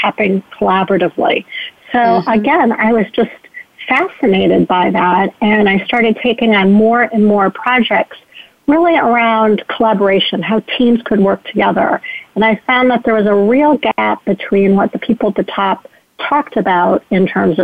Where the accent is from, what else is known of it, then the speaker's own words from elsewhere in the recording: Ohio, United States; my home state of Ohio